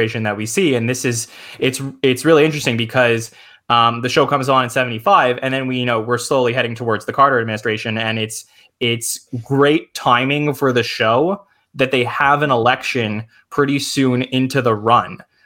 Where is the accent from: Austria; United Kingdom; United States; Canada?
Canada; I'm Canadian